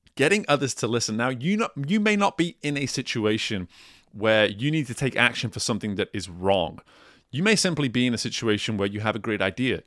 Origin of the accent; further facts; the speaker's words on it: England, United Kingdom; I'm from England